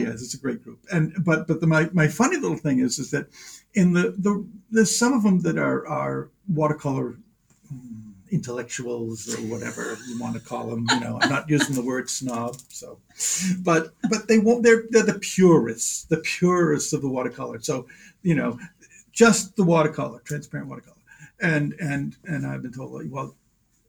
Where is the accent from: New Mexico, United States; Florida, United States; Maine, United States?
Maine, United States; Kennebunk; I grew up in Kennebunk